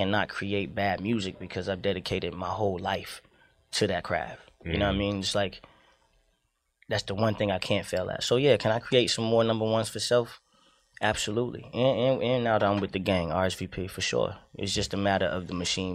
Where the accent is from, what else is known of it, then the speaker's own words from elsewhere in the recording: Miami, Florida, United States; now in Atlanta, United States; I was raised in Liberty City for some time